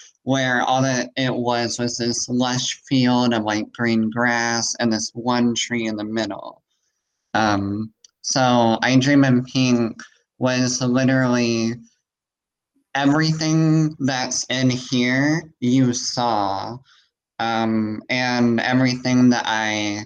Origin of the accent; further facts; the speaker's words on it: Missouri Bootheel, United States; I'm from like the southern, we call it the boot heel, where like it intersects with Arkansas.